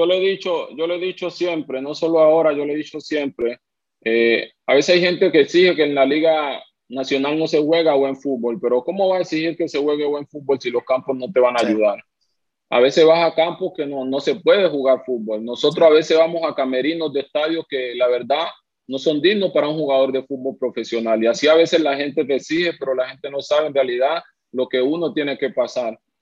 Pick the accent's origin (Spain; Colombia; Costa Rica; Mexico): Colombia; now in Honduras; yo soy, yo soy colombiano, mi esposa es venezolana y mi hija es hondureña